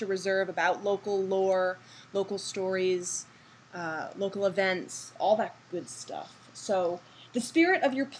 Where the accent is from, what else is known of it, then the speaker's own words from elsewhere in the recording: Massachusetts, United States; moved away as an adult; also born or lived in California; I was born and raised in Massachusetts